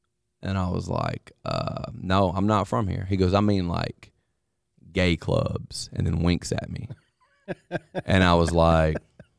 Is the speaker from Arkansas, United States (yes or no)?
no; Mississippi, United States; I don't know if he could tell that I was from Mississippi